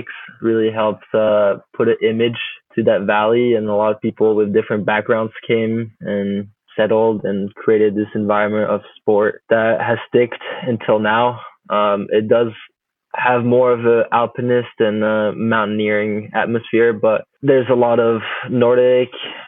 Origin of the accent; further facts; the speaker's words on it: Chamonix, Auvergne-Rhône-Alpes, France; also born or lived in Juneau, Alaska, United States; I did move back to France like right after I was born, so I did not spend much time as a kid in the U.S. Grew up in Chamonix in the Alps